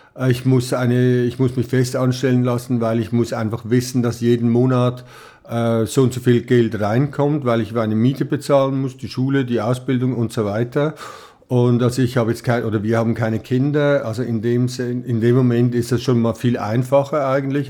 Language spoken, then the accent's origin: German; Switzerland; moved away as an adult; also born or lived in Ried-Mörel, Valais (Heimatort); now in Los Angeles, United States; bei uns in der Schweiz